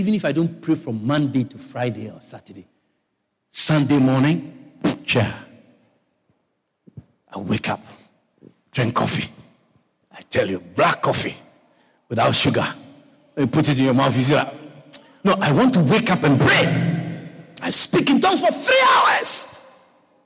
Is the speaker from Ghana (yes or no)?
yes; Ghana; also born or lived in Virginia; now in Guyana; Where I come from, where I was born. I was born in Ghana, West Africa. I'm not a Nigerian. I'm a Ghanaian